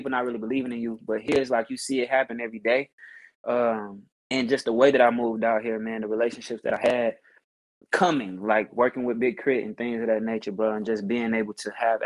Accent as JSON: {"language": "English", "region": "Mississippi", "country": "United States", "tie": "born or raised there", "said": "growing up in Mississippi, grew up in the church singing"}